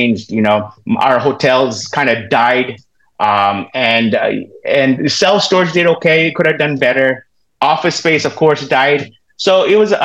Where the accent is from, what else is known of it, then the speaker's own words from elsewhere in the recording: Southern California, United States; also born or lived in Florida; now in Roseville, United States; I grew up in Southern California. All my family's have been here in Southern California